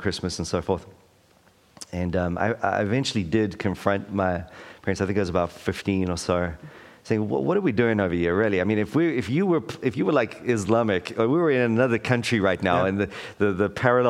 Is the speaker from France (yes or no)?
no; South Africa; moved away as an adult; now in Wellington, New Zealand; I was raised in South Africa during the apartheid.